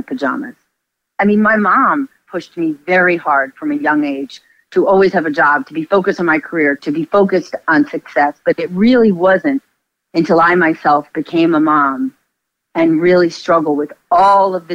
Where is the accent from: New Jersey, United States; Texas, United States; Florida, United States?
New Jersey, United States; northern; I grew up in northern New Jersey